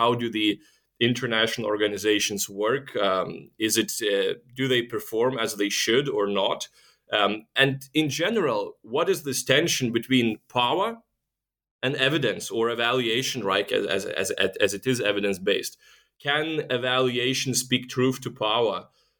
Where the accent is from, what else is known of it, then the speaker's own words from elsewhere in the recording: Lithuania; English is a second language; now in Germany; I'm actually originally from Lithuania, where the complicated name comes from, but I've been living for the past 10 years in Germany.